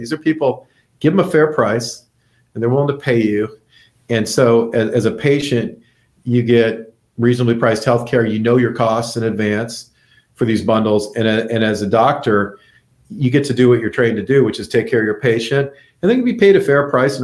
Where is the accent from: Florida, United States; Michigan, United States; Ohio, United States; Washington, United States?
Florida, United States; Naples; I grew up in Naples. I mean, this is my hometown.